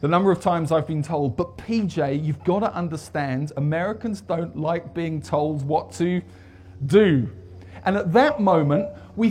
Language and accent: English; United Kingdom; moved away as an adult; now in United States; I'm British.